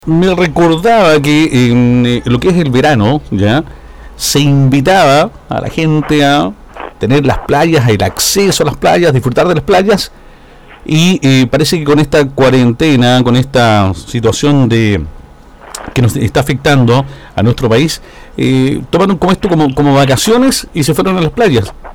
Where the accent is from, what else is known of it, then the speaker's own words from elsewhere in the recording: southern Chile, Chile; esta zona, la zona sur de nuestro país